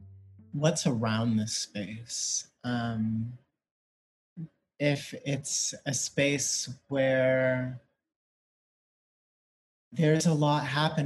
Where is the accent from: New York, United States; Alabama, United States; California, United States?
Alabama, United States; also born or lived in San Antonio, Texas; I'm very much grounded in a community, in a place that I grew up in rural Alabama, the places that I grew up in San Antonio, places that are in between